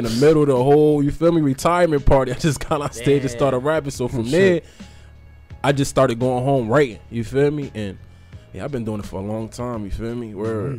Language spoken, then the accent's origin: English; Paterson, New Jersey, United States; I'm from Paterson, New Jersey.